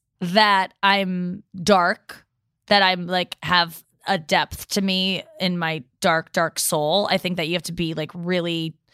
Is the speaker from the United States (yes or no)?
yes; Midwest, United States; I like being nice. I'm nice. I'm from the Midwest.